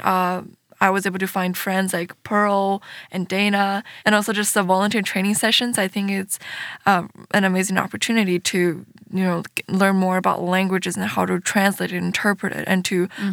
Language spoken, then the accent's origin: English; Russia; I was born in Russia and I am ethnically Chinese.